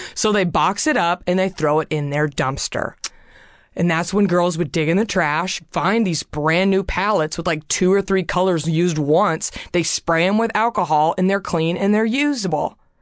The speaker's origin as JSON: {"language": "English", "town": "Garland", "region": "Texas", "country": "United States", "tie": "born or raised there", "moved": "as an adult", "lives_now": "Los Angeles, United States", "said": "my hometown and try Garland, Texas"}